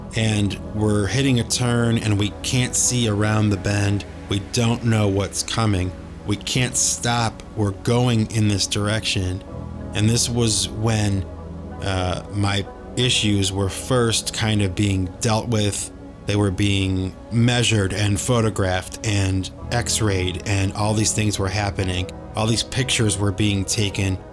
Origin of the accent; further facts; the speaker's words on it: Cleveland, Ohio, United States; We grew up in Cleveland, Ohio